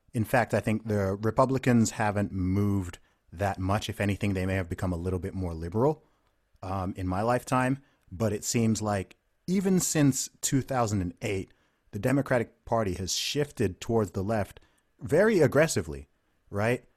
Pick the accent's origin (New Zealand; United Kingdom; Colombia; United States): United Kingdom; also born or lived in Nigeria; I'm a Nigerian and British guy. I am not a Black American.